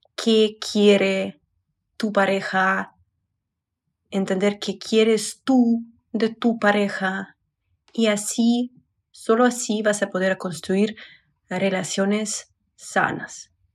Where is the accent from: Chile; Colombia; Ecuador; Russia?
Russia; Spanish is a second language; moved away as an adult; now in Mexico City, Mexico; Soy psicóloga y blogger de Rusia